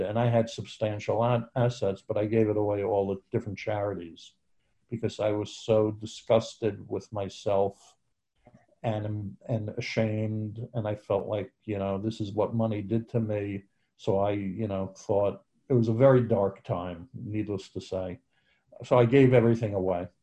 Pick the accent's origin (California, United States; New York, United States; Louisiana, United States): New York, United States; I'm from New York, and that's where I was living at the time